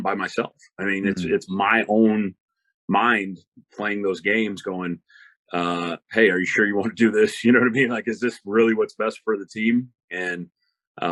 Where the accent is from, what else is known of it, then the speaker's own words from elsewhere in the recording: Kitsap Peninsula, Washington, United States; I grew up on the Kitsap Peninsula, we were only 30 miles away from Seattle, only 30 miles away from Tacoma